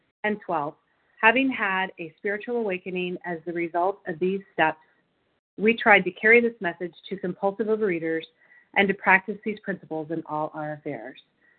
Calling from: Illinois, United States; I'm calling in from Illinois.

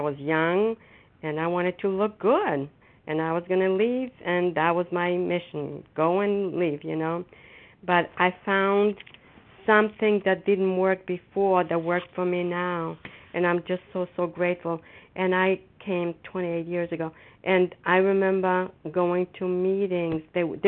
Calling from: Foxborough, Massachusetts, United States; And I'm a grateful recovering compulsive overeater, and I'm calling from Foxborough, Massachusetts.

